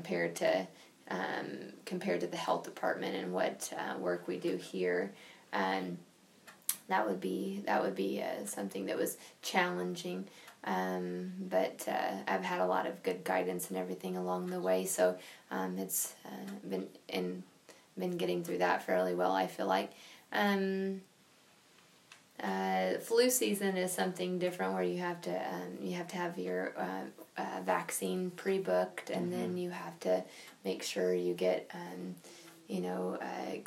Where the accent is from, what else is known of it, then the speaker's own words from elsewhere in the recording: Mound City, Kansas, United States; I'm originally from Linn County and Mound City. I live over the state line, just right outside Fort Scott.